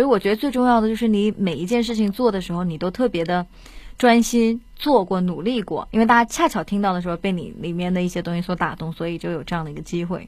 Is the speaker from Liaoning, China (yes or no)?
yes; Shenyang, Liaoning, China; now in Beijing, China; 我去你老家，我是沈阳的嘛